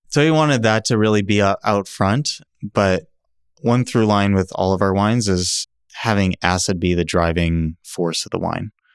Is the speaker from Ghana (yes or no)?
no; California, United States; now in Oregon, United States; I, I come from California.